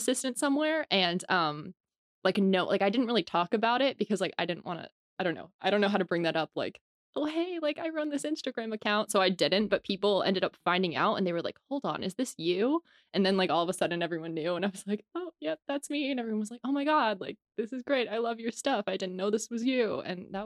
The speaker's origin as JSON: {"language": "English", "region": "Georgia", "country": "United States", "moved": "yes", "lives_now": "Los Angeles, United States", "said": "I'm from Georgia and I moved to LA."}